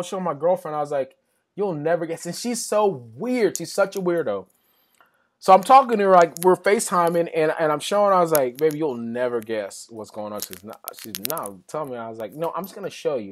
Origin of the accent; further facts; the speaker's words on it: West Texas, United States; growing up in West Texas where I grew up